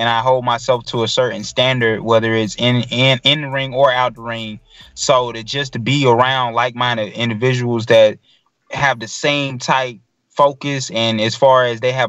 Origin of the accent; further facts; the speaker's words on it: Macon, Georgia, United States; I'm from Macon, Georgia